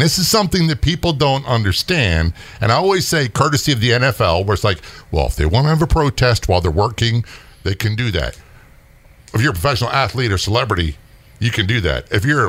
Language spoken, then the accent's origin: English; Norfolk, Virginia, United States; I grew up in Norfolk, Virginia. My dad is career Navy. I spent most of my childhood and teenage years in Norfolk, Virginia Beach, Little Creek area, big Navy SEAL contingent around there.